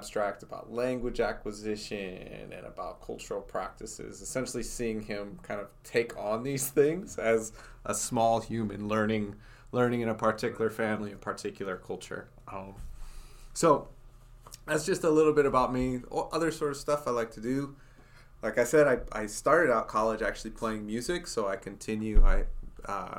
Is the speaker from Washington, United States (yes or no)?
no; Fort Wayne, Indiana, United States; moved away as an adult; also born or lived in St. Louis; now in Batesville, United States; I grew up in Fort Wayne, Indiana.